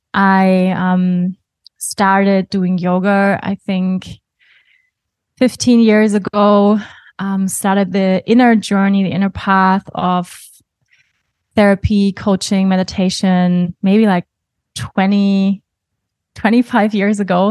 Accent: Germany; English is a second language; moved away as an adult; also born or lived in Bali; now in Portugal; I was born in Germany, even though I don't feel typically German

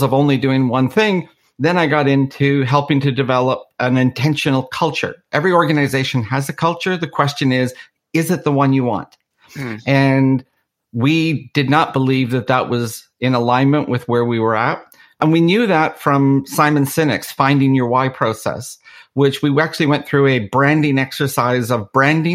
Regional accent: Canada; also born or lived in Belfast, Northern Ireland; I was actually born in Belfast. And in the early 70s, due to the Troubles in Northern Ireland, my family ended up immigrating to Canada

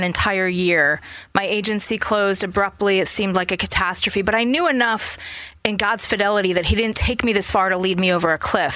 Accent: Boston, Massachusetts, United States; I grew up in Boston, a suburb of Boston

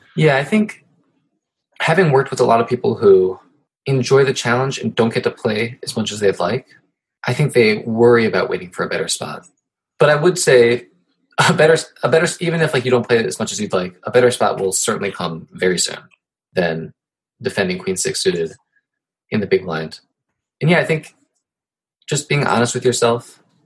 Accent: Ohio, United States; now in New York, United States; I'm from Ohio

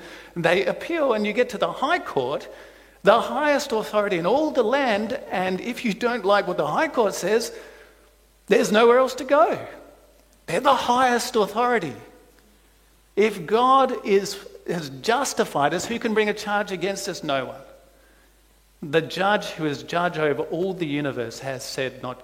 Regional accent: South Australia, Australia; moved away; I come from South Australia.

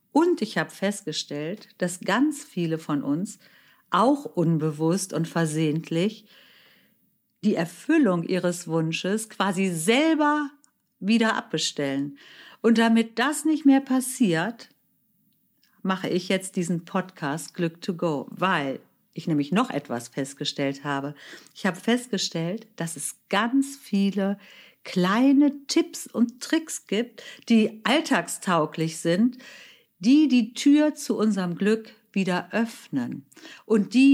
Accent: Germany; meine Mutter ist Deutsche, mein Vater stammte aus Indien. Ich bin in Deutschland geboren, aufgewachsen, lebe hier

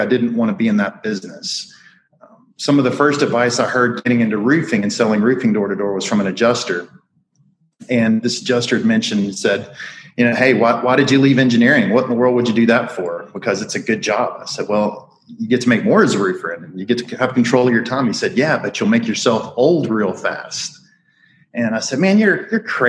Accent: Alabama, United States; I grew up in Alabama.

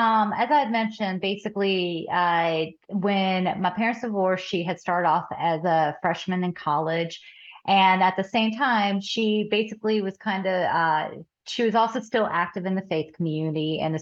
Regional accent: the South, United States; accent: Southern; this is what happens when you end up being raised in the South.

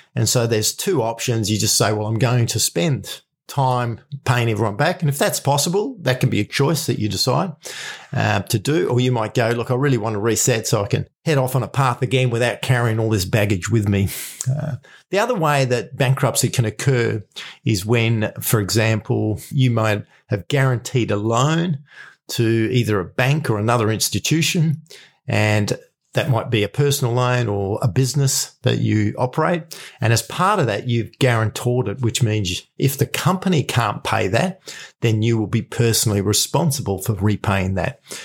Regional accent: Australia; I'm from Australia

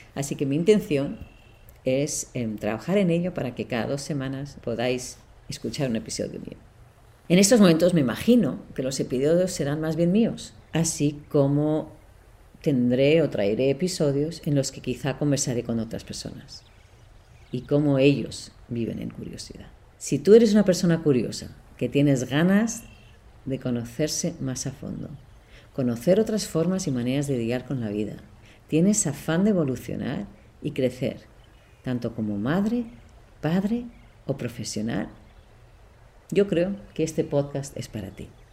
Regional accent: Barcelona, Catalonia, Spain; moved away as an adult; now in Boston, United States; Soy de Barcelona, de padre alemán y madre suiza

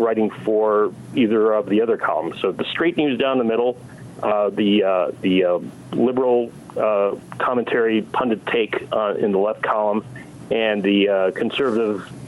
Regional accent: Milwaukee, Wisconsin, United States; moved away; also born or lived in San Diego; growing up in the Milwaukee area as a kid

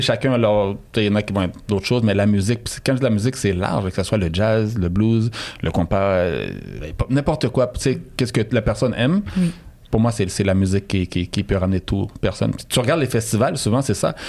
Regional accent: Montreal, Quebec, Canada; j'ai grandi euh, à Saint-Michel euh, jusqu'à l'âge de 22 ans

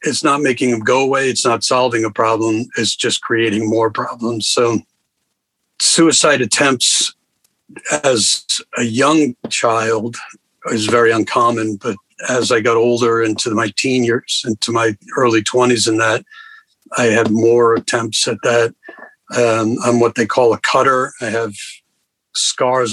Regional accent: Rhode Island, United States; moved away; I grew up in Rhode Island, a family of four kids, and great parents, great family

